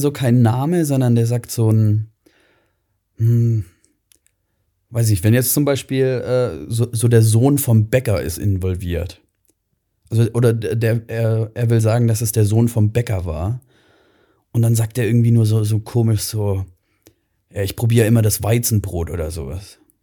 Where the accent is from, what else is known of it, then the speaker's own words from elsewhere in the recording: Swabia, Germany; now in Ingolstadt, Germany; ich bin Schwabe